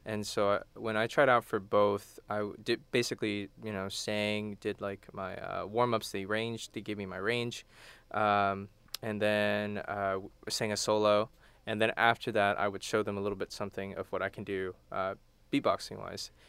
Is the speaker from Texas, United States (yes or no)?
yes; Houston, Texas, United States; also born or lived in College Station, Texas; I'm from Houston.